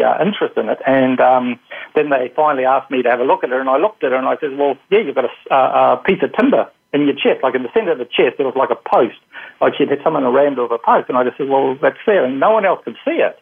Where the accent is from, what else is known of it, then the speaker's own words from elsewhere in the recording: New Zealand; moved away; originally I'm from New Zealand